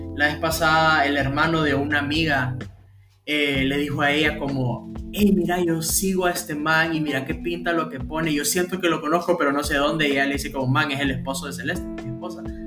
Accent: Honduras; yo soy hondureño

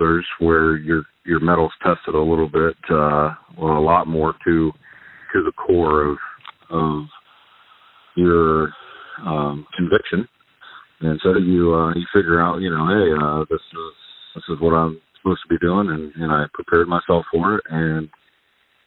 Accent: Hardin County, Ohio, United States; I'm from Hardin County, live in Kenton, Ohio

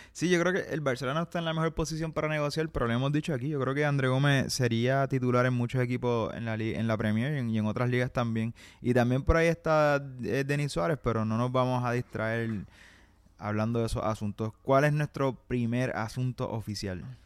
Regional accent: Puerto Rico

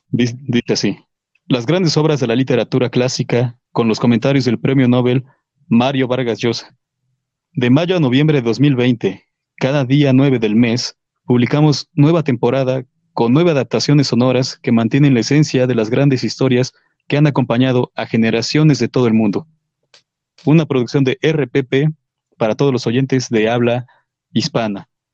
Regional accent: Mexico; soy mexicano

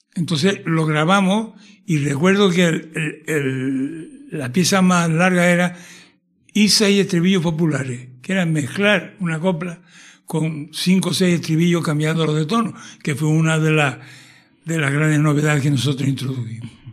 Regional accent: Tenerife, Canary Islands, Spain; como un canario de todas las islas nacido en Tenerife

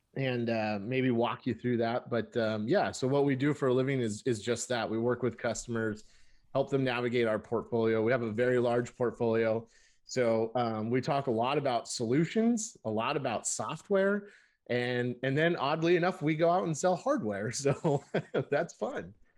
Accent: Burbank, California, United States; moved away as an adult; also born or lived in San Francisco, United States; now in Seattle, United States; I was born and raised in Burbank, California

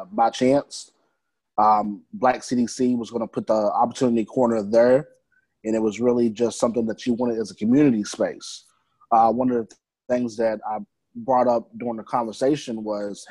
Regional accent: Louisville, Kentucky, United States; I'm from Louisville. Grew up in the Newburgh area

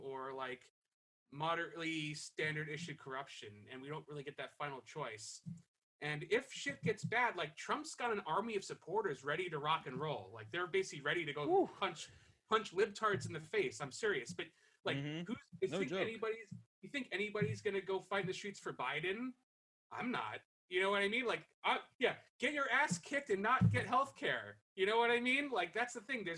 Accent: New York, United States; also born or lived in South Florida; I'm from New York

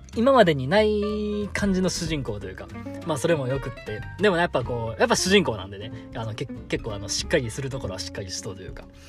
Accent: Himeji, Hyogo, Japan; 地元が兵庫であの姫路出身なんでね

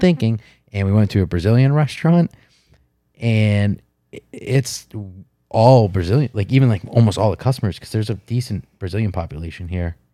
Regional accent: United States; I'm American

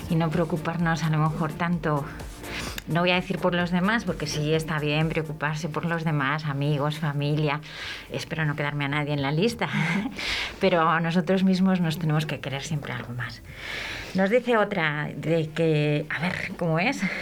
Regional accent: Spain; Como españoles que somos, defendamos

